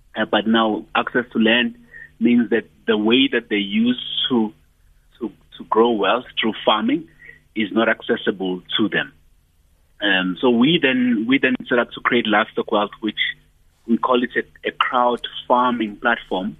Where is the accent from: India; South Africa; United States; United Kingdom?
South Africa; Ndwedwe, KwaZulu-Natal; I come from Ndwedwe in KZN.